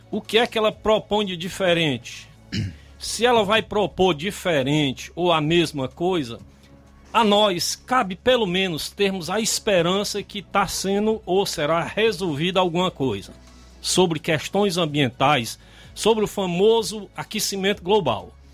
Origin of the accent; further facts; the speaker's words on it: Brazil; como brasileiro